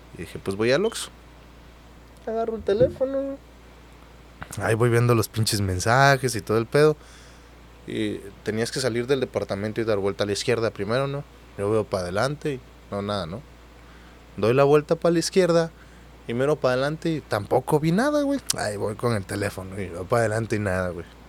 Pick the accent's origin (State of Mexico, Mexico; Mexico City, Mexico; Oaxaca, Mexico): Oaxaca, Mexico; moved away as an adult; also born or lived in Reynosa, Mexico; now in Mazatlán, Mexico; yo soy de Oaxaca